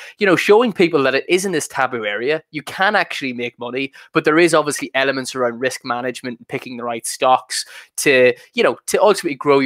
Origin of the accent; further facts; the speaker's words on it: Ireland; accent: Irish; hearing the Irish accent